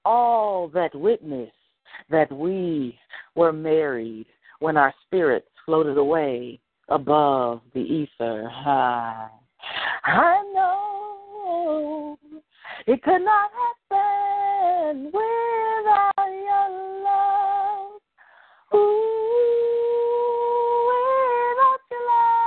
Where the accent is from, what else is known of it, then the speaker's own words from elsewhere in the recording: Chicago, Illinois, United States; I'm from Chicago. I'm from Chicago